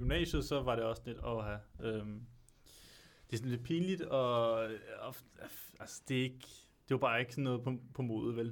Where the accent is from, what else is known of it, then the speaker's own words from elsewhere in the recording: Albertslund, Capital Region of Denmark, Denmark; Jeg er fra Alberslund.